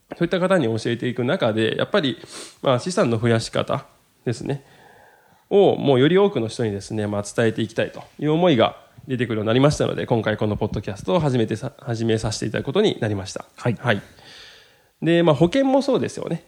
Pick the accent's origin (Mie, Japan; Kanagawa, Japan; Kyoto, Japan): Kyoto, Japan; Maizuru; 僕と同じ京都出身でですね